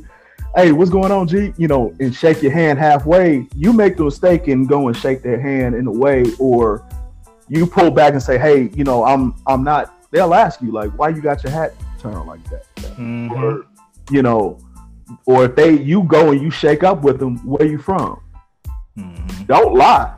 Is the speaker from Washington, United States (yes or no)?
no; Chicago, Illinois, United States; moved away; I was born in Chicago, on the South Side